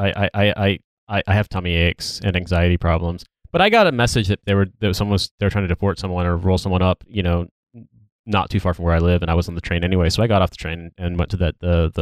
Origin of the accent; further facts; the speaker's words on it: Indiana, United States; moved away as an adult; also born or lived in England; the homophobia that I recall from growing up in Indiana